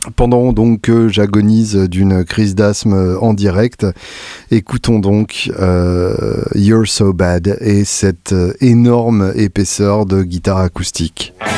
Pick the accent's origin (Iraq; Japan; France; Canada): France; quand on est français